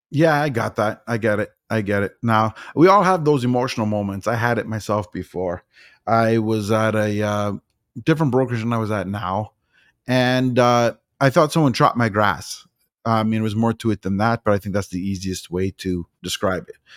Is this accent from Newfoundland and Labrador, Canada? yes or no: no; Toronto, Ontario, Canada; moved away as an adult; I was born and raised in Toronto, but I moved out here. I've been out here for four years